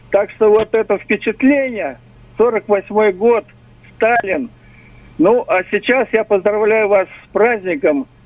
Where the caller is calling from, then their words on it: Simferopol, Crimea, Ukraine; Я э, звоню с Крыма, э, Симферополь.